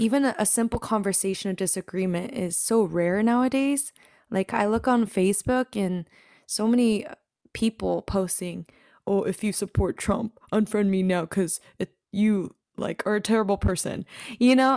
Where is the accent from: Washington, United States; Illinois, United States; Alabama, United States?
Washington, United States; moved away as an adult; now in Texas, United States; I grew up in the Pacific Northwest, the beautiful state of Washington